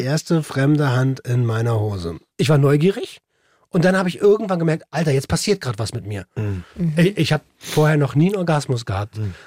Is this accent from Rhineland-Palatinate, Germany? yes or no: no; Berlin, Germany; in Tempelhof aufgewachsen mit hohem Migrationsanteil